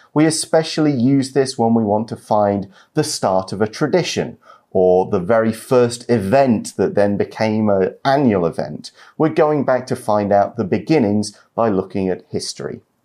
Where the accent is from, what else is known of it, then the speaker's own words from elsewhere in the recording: Nottingham, East Midlands, United Kingdom; moved away as an adult; my hometown is Nottingham. Mm -hmm. It's a city in the middle of England.